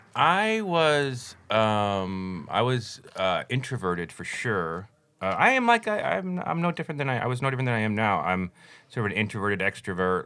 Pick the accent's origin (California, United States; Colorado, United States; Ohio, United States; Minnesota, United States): Colorado, United States; Denver; I grew up in Colorado, Denver, Colorado